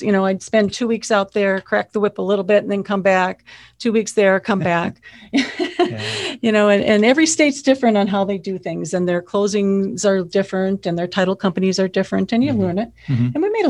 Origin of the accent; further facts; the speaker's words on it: Phoenix, Arizona, United States; I'm from Phoenix.